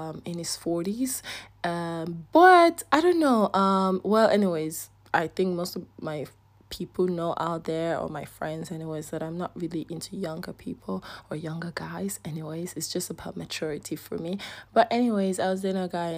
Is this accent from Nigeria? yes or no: yes; Nigeria; accent: Nigerian; I'm having my Nigerian accent